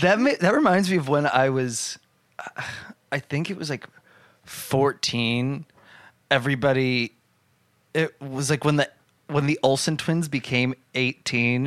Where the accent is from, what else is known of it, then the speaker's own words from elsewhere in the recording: New Jersey, United States; I worked at the Applebee's in my hometown